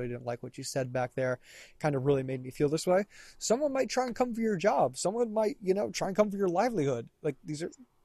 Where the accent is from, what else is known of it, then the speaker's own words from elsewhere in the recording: the South, United States; I'm from the South